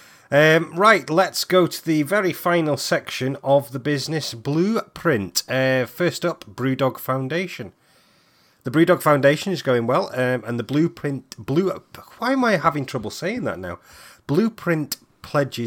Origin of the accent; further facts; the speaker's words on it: Stoke-on-Trent, West Midlands, United Kingdom; moved away as an adult; also born or lived in Manchester; now in Aberdeen, United Kingdom; I grew up in Stoke-on-Trent. That's where I'm originally from, same as yourself.